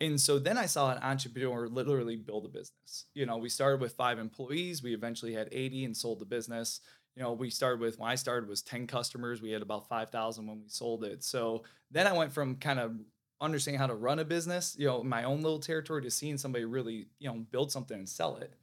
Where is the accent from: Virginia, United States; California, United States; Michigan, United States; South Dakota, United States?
Michigan, United States; moved away as an adult; now in Florida, United States; I always say I'm a Midwest kid, so born and raised in Michigan, like a lot of people here. I'm transplant to Florida, so okay. been here for about 12 years